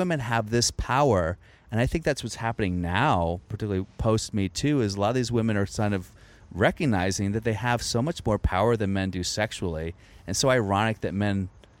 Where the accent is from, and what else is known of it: Virginia, United States; born or raised there